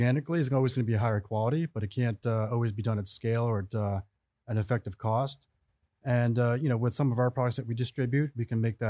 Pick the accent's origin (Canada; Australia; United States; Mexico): United States; New York City, New York; I was born and raised in New York City.